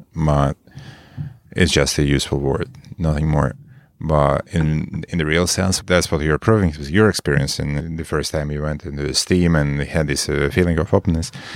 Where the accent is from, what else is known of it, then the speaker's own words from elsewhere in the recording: Moscow, Russia; moved away as an adult; now in Marin, United States; I'm a Moscow guy from, from the most of my time. Moscow guy, Russia.